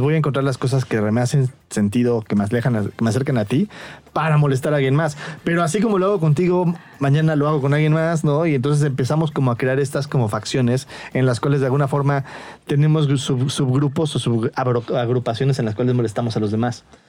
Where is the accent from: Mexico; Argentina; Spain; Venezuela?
Mexico; siendo yo eh, mexicano